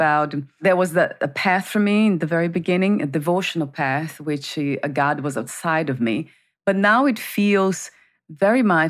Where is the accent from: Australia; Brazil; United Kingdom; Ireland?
Brazil; moved away; I grew up in Brazil